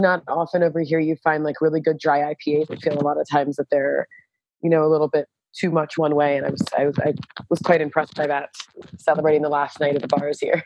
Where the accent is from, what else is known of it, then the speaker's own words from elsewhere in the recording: Pennsylvania, United States; moved away as an adult; now in Brussels, Belgium; I worked for four years at a brewery called, uh, Free Will in Pennsylvania, actually in my hometown.